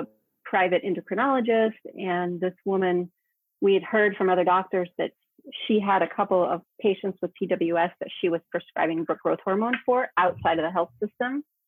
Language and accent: English; United States; now in Spain; I'm American, but I'm living in Spain